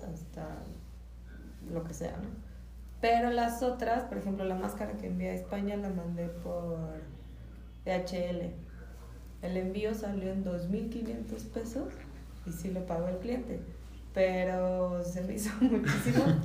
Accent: Michoacán, Mexico; nosotros como mexicanos

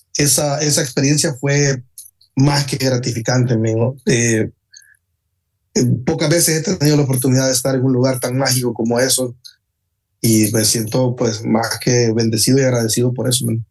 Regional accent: El Salvador; moved away as an adult; now in Texas, United States; más de 20 años en mi país

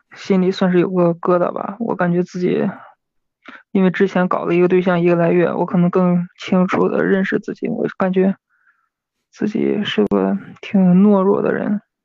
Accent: Hebei, China; 我是河北的

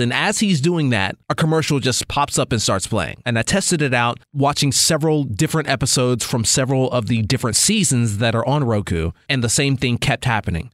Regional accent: United States; As an American fan

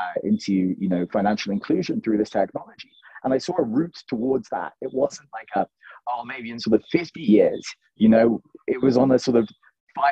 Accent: London, United Kingdom; moved away as an adult; now in Ethiopia; I was born and raised in London in the UK, went to university there

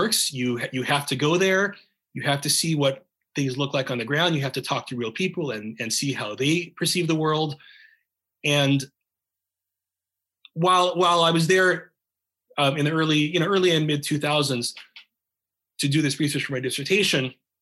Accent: United States; being an American

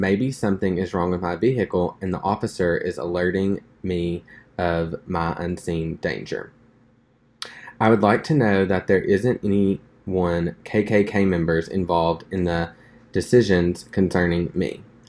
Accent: Summerlin, Nevada, United States; I grew up in Summerlin, Nevada, a predominantly white affluent area.

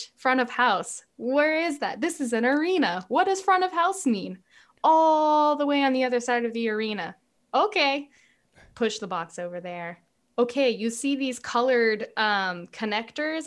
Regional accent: Southern California, United States; I'm from Southern California and I took a job as a stagehand when I was a senior in high school

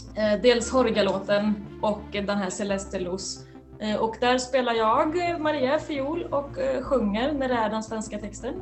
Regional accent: Skara, Västra Götaland, Sweden; born or raised there; also born or lived in Santiago, Chile

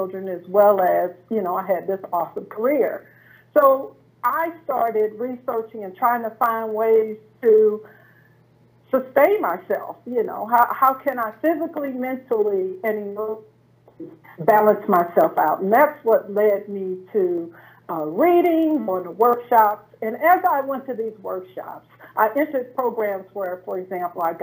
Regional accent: St. Louis, Missouri, United States; I was a systems engineer in my hometown of St. Louis, Missouri

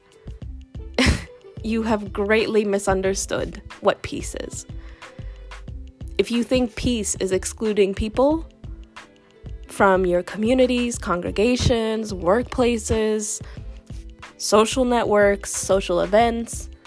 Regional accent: the South, United States; I grew up in the South

